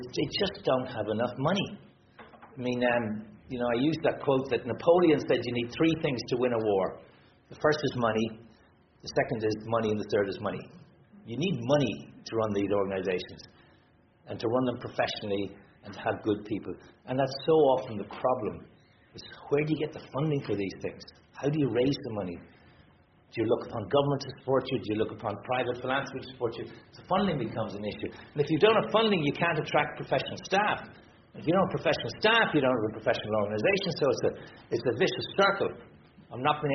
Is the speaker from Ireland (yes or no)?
yes; Ireland